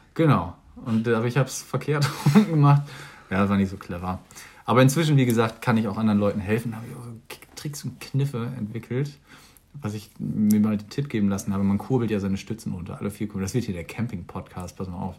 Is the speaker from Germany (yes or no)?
yes; Germany; wir sind Deutsch